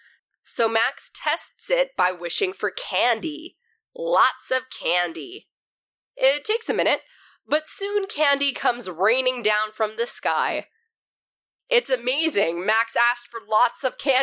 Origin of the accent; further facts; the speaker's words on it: Canada; growing up in Canada, I was always surrounded by French